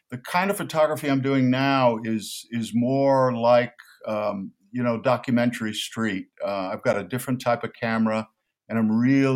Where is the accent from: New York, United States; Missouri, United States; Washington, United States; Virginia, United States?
New York, United States; It's just that I grew up in New York in an immigrant Italian neighborhood, a working class neighborhood, and we lived on the street.